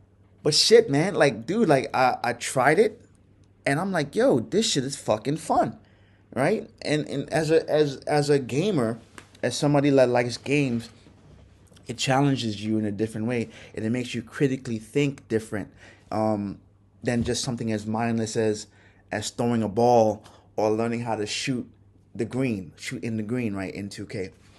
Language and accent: English; Brooklyn, New York, United States; also born or lived in Trinidad; I think that was one thing that was a problem for me growing up in Brooklyn